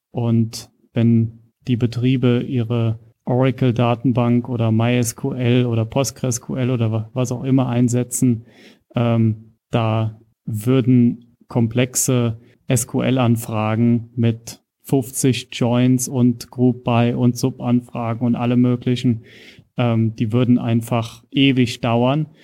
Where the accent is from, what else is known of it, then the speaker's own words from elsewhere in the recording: Rhineland-Palatinate, Germany; moved away as an adult; also born or lived in Kaiserslautern / Nuremberg; now in Regensburg, Germany; bin also ursprünglich aus Rheinland-Pfalz und bin jetzt in Bayern gelandet oder in der Oberpfalz